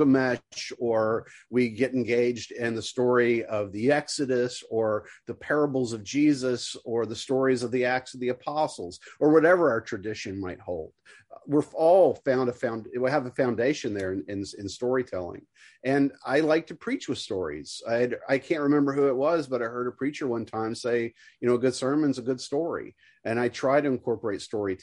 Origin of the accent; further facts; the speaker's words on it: the South, United States; as a Southerner